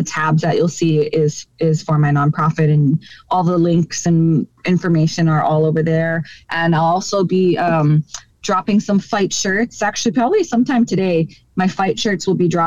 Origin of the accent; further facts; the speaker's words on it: Hawaii, United States; in my hometown of Hawaii